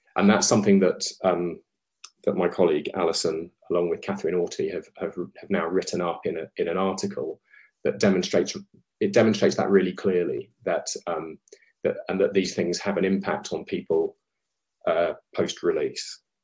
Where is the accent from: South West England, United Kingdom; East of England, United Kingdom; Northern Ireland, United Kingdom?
East of England, United Kingdom; Colchester; where I grew up in Colchester